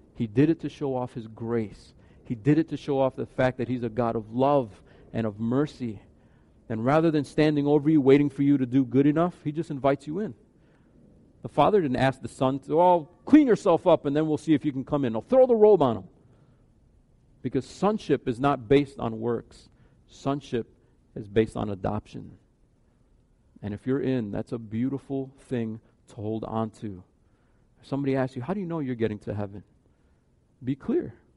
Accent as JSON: {"language": "English", "country": "United States", "tie": "born or raised there", "said": "we grew up in America."}